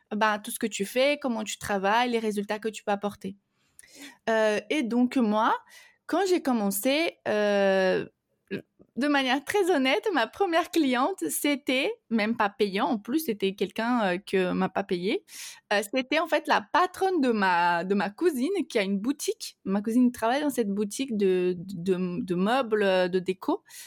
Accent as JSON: {"language": "French", "country": "Brazil", "second_language": "French", "moved": "yes", "said": "je, suis donc brésilienne"}